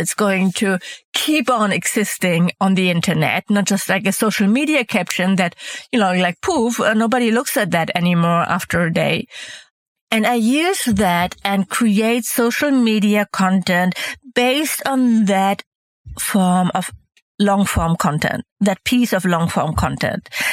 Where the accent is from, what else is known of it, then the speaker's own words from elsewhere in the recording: Hamburg, Germany; also born or lived in Mallorca, Spain; Hamburg, my hometown